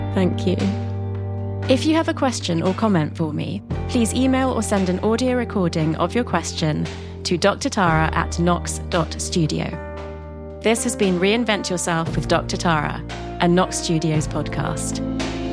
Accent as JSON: {"language": "English", "region": "London", "country": "United Kingdom", "tie": "born or raised there", "said": "I was born in London"}